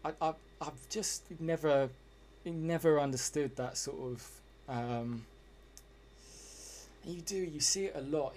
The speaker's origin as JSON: {"language": "English", "region": "England", "country": "United Kingdom", "said": "as everyone could probably hear, I'm English"}